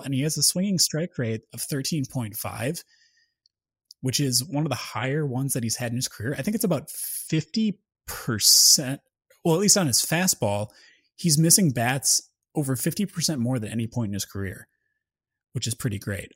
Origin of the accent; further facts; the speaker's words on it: Wisconsin, United States; I'm from Wisconsin, too